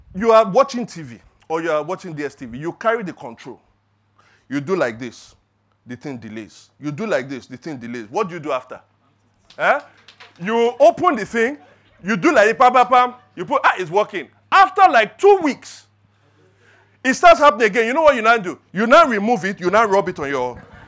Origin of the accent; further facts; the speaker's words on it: Lagos, Nigeria; growing up in Lagos, growing up in Nigeria